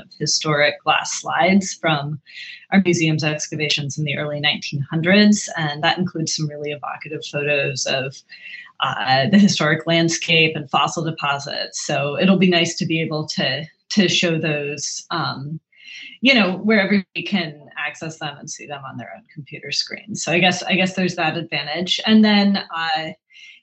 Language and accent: English; Oregon, United States; now in Los Angeles, United States; I grew up in Oregon